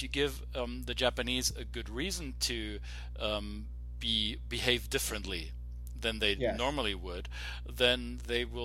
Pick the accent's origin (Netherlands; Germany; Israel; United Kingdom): Germany; moved away; me being born, raised German